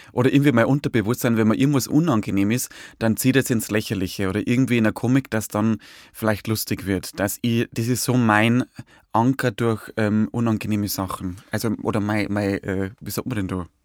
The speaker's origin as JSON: {"language": "German", "town": "Hutthurm", "region": "Bavaria", "country": "Germany", "said": "Es ist eine sehr hügelige Landschaft. Also so Niederbayern, also gibt Niederbayern ist ja zum Teil sehr, sehr flach, also die Gegend da von Dingolfing, aber da wo ich ja bin, so Passauer und, und, und Bayerischer Wald"}